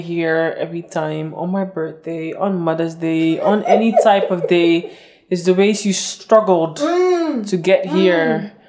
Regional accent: Ghana; And I decided to invite her again for another topic because we are both from Ghana.

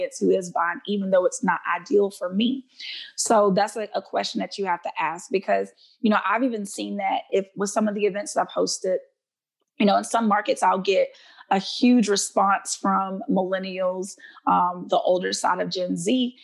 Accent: Alabama, United States; my home state of Alabama

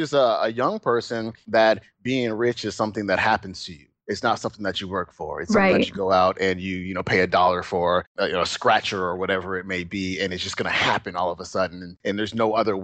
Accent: Alameda, California, United States; also born or lived in Oakland, California; we moved from Oakland, where we were fairly well off

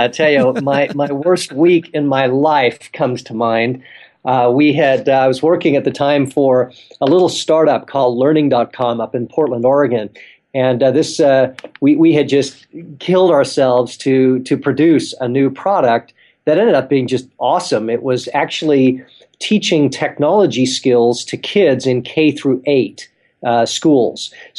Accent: South Africa; also born or lived in England; now in United States; I was born in England, grew up in South Africa, and now live here in the States.

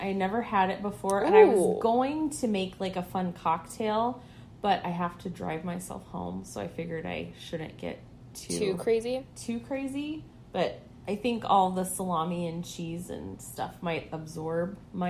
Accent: California, United States; moved away as an adult; also born or lived in Spearfish, South Dakota; now in Sioux Falls, United States; I grew up in California. My husband is from Sioux Falls, so we moved out here 5.5 years ago, lived in Spearfish. He is from Sioux Falls, so now we are here

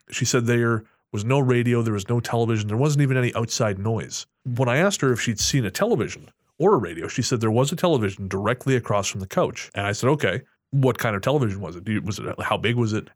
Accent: Revelstoke, British Columbia, Canada; my hometown of Revelstoke

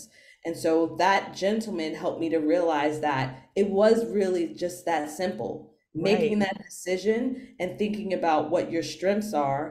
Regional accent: New York City, New York, United States; I'm from New York City

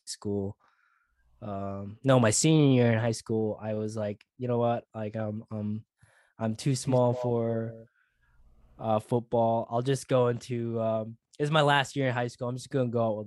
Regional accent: Sioux Falls, South Dakota, United States; now in Queensland, Australia; I was born in Sioux Falls, South Dakota, born and bred

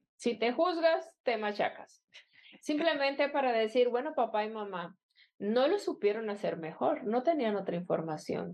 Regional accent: Colombia; donde yo nací en Colombia

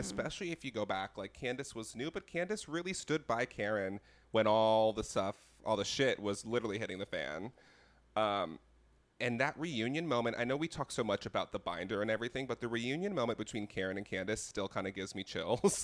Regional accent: Connecticut, United States; I'm from Connecticut

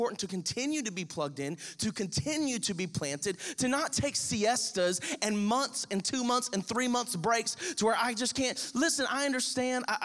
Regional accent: Crestview, Florida, United States; we're from Crestview

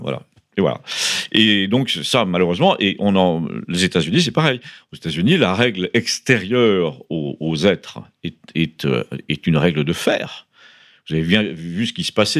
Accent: Paris, Île-de-France, France; moved away as an adult; j'ai été élevé à Paris

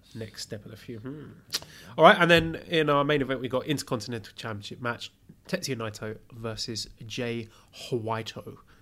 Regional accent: United Kingdom; I'm British.

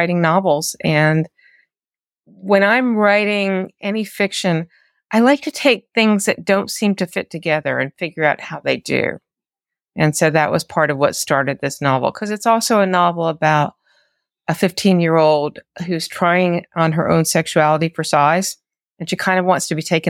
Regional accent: North Carolina, United States; which happens to be up in the mountains of North Carolina where I grew up. But I mean, I grew up in the Piedmont, North Carolina

